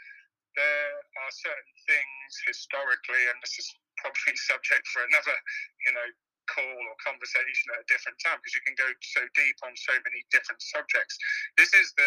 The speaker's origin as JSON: {"language": "English", "region": "England", "country": "United Kingdom", "tie": "born or raised there", "also_born_or_lived": "Detroit, Michigan", "moved": "as an adult", "lives_now": "Michigan, United States", "said": "I grew up in England, and I'm a native national of Michigan, a Michiganer"}